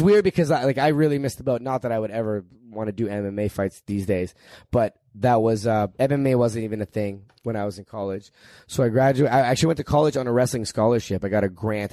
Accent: Northeast Ohio, United States; I grew up in Northeast Ohio

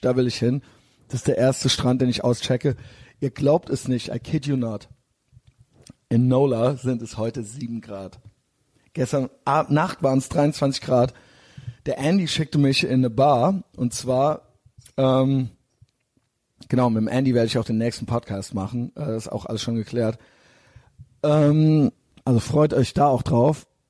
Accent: Cologne, North Rhine-Westphalia, Germany; ich bin aus Köln

